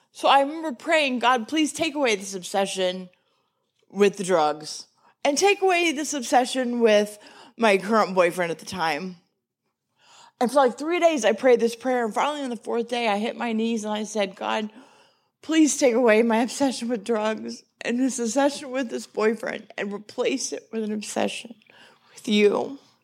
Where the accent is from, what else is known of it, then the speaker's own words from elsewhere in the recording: Texas, United States; I'm from Texas